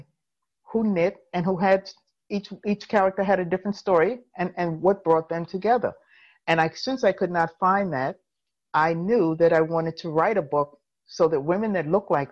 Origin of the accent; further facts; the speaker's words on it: New York City, New York, United States; I was actually born in New York, in Harlem, born and raised in Harlem.